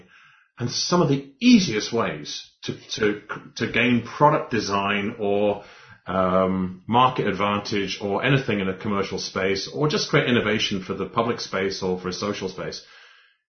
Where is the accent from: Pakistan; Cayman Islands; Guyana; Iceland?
Cayman Islands; also born or lived in Scotland; my home country of Cayman, Cayman and Scotland are my countries.